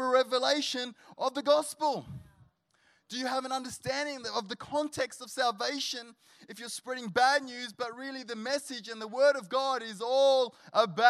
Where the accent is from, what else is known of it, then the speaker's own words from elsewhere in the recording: Sydney, New South Wales, Australia; now in Canberra, Australia; he lived in King's Cross, and that's where we grew up in Sydney